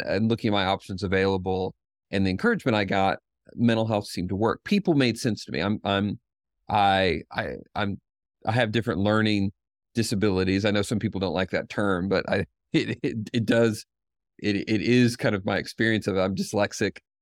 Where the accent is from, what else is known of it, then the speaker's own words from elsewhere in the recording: Knoxville, Tennessee, United States; a seventeen person counseling clinic in Knoxville, Tennessee, which is my hometown